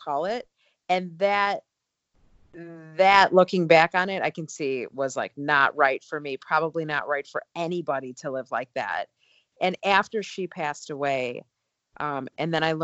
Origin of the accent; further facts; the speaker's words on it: outside of Chicago, the Midwest, Illinois, United States; I grew up in the Midwest outside of Chicago